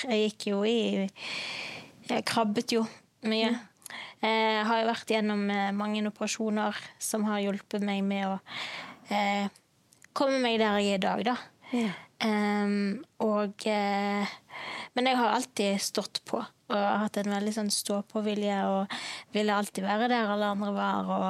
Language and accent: Norwegian; Bergen, Vestland, Norway; er fra Bergen.